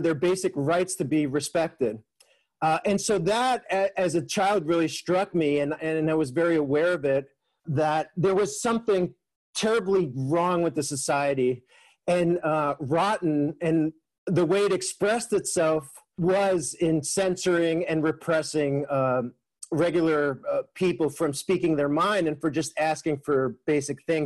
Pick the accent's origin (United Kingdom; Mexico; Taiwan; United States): Mexico; moved away; growing up in Mexico during the 1980s